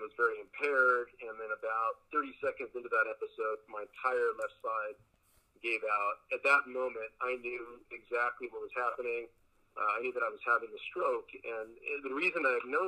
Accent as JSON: {"language": "English", "town": "Los Angeles", "region": "California", "country": "United States", "tie": "born or raised there", "also_born_or_lived": "Culver City / Costa Rica", "first_language": "Spanish", "second_language": "English", "said": "I grew up in the San Fernando Valley. I've been out here all of my life"}